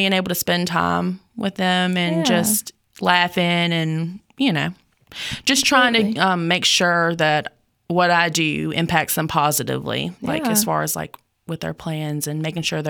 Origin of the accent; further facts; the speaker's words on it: Yanceyville, North Carolina, United States; also born or lived in Goldsboro, North Carolina; right now, I live in Yanceyville, North Carolina. That's pretty much where I grew up. I was born in Goldsboro, North Carolina